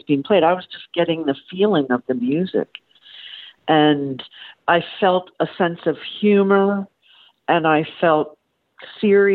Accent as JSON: {"language": "English", "region": "New York", "country": "United States", "tie": "born or raised there", "also_born_or_lived": "Boston", "moved": "as an adult", "said": "I grew up in New York"}